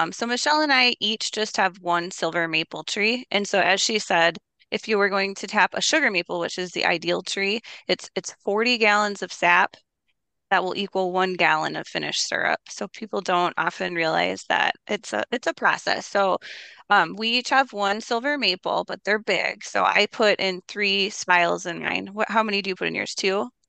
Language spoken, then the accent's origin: English; Minneapolis, Minnesota, United States; I grew up in Minneapolis